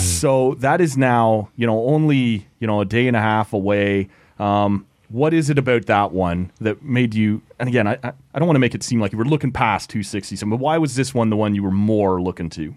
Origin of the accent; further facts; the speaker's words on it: just outside Toronto, Ontario, Canada; just outside Toronto